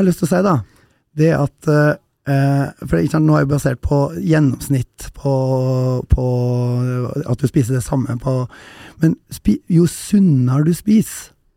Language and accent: Norwegian; Røros, Trøndelag, Norway; Jeg kommer fra Røros